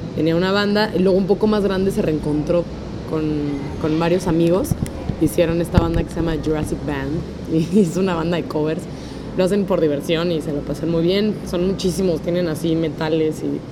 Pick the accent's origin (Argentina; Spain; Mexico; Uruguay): Mexico; Mexico City; crecí en Linda Vista, por dónde está la Basílica del Guadalupe